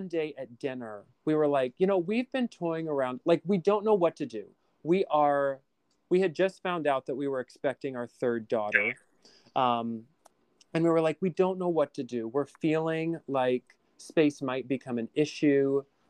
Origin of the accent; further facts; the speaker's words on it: LaGrange, United States; now in Astoria, New York, United States; as a kid, like growing up in LaGrange, and we had this really cute downtown with like the train that would go down the middle